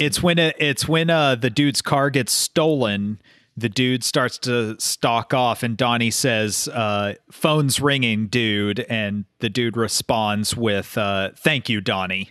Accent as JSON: {"language": "English", "region": "Oklahoma", "country": "United States", "said": "I'm from Oklahoma"}